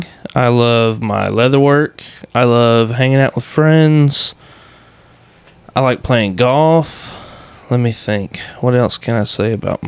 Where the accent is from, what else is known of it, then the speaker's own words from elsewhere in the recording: Iola, Texas, United States; also born or lived in Bryan, Texas / Arkansas; Born in Bryan, grew up in Iola. Been in Grimes County my entire life, so pretty much just tell people I'm from Iola